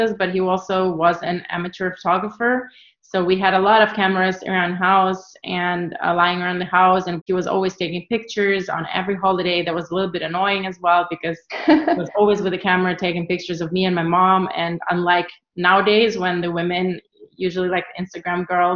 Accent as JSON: {"language": "English", "region": "Kyiv", "country": "Ukraine", "also_born_or_lived": "New York, United States", "moved": "as an adult", "lives_now": "Berlin, Germany", "said": "I'm originally from Ukraine, from Kiev. I'm living in Berlin for the past 10 years already"}